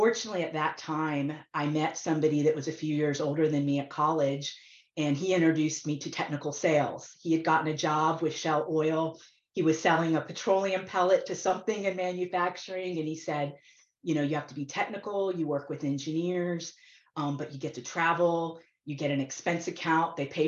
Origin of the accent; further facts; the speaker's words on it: Florida, United States; I grew up in Florida near Kennedy Space Center